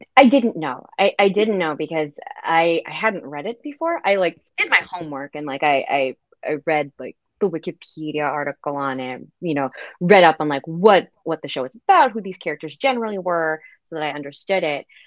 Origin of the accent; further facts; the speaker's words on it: United States; I, as an American